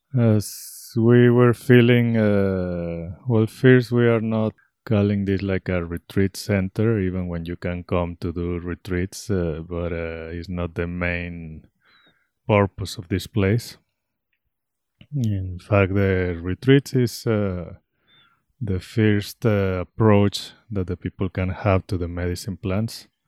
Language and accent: English; Guadalajara, Jalisco, Mexico; moved away as an adult; now in Ecuador; I am originally from Mexico, Guadalajara, Mexico.